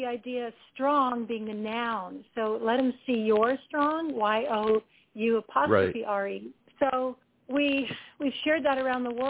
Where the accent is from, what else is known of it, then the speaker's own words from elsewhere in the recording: North Shore of Lake Erie, Ontario, Canada; moved away as an adult; also born or lived in Nashville; I grew up in the North Shore of Lake Erie up here in Ontario, Canada, about an hour and a half southwest of Toronto.